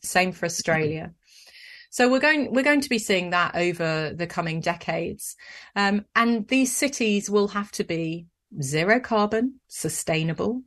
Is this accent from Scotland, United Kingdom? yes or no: yes; Scotland, United Kingdom; I was born in Scotland